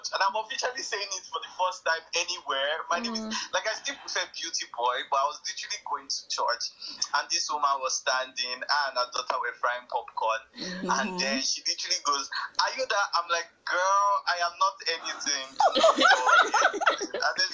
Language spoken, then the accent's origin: English; Nigeria; I'm actually Nigerian